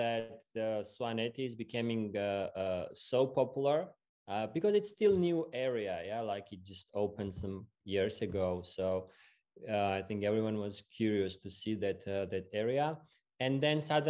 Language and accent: English; Tbilisi, Georgia; So yeah, I'm from Georgia. I was born in the capital Tbilisi